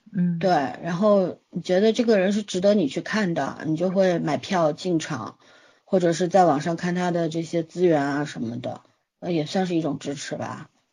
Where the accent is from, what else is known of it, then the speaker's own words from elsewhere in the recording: China; 现在我们大陆人其实跟香港人之间其实是不了解的